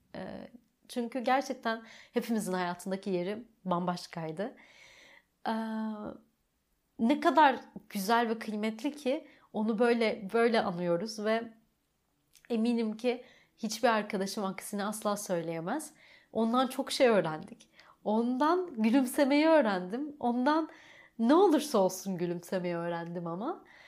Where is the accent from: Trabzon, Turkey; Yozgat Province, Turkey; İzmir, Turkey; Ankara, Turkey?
Trabzon, Turkey; first language Turkish; also born or lived in Rize / Çamlıhemşin; okul dönemim tamamıyla Trabzon'da başlıyor